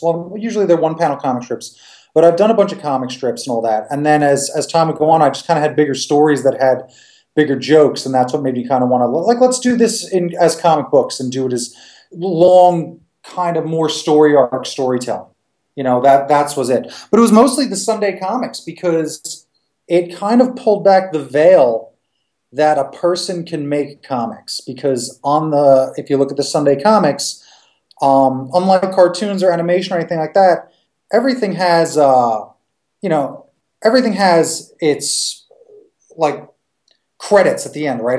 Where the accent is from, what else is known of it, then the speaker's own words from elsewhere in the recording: Long Island, New York, United States; I grew up in Long Island or on Long Island